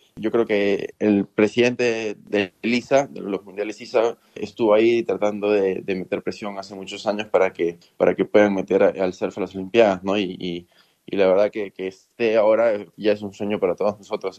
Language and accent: Spanish; Peru; En el colegio tal vez jugué fútbol, porque en Perú todo el mundo juega fútbol